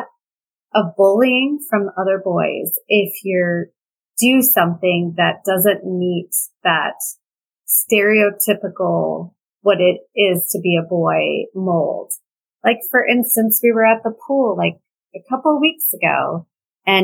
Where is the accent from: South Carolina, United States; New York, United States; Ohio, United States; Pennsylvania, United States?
New York, United States; New York City; I grew up in New York City, near Greenwich Village